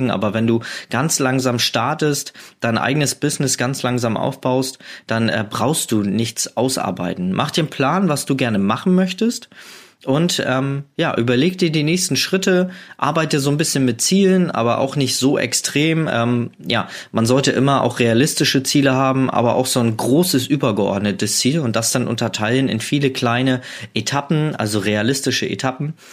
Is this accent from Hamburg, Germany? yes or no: yes; Hamburg, Germany; Also ich komme aus Hamburg und habe da sehr oft äh, meine Zeit am Hamburger Flughafen verbracht